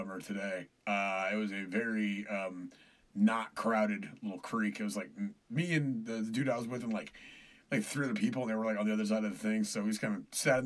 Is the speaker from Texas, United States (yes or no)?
yes; Killeen, Texas, United States; now in Austin, United States; my hometown, back home in Killeen